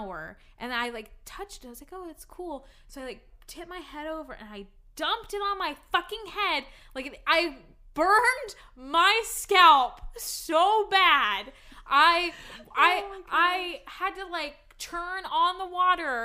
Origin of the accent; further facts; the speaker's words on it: United States; I'm from the USA